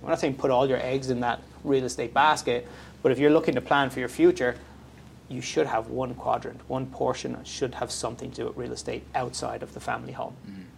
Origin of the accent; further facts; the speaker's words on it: Ireland; moved away as an adult; now in Canada; my background's from Ireland, mm-hmm. uh, so I'm from Europe